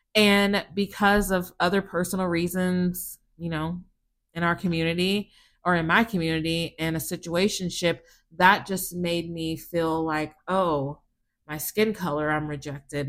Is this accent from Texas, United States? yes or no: yes; South Texas, United States; I grew up in South Texas